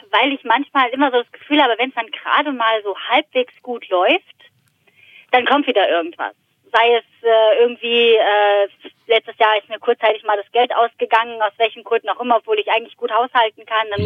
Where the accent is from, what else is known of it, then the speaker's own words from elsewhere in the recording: Frankfurt am Main, Hesse, Germany; als Frankfurter Mädchen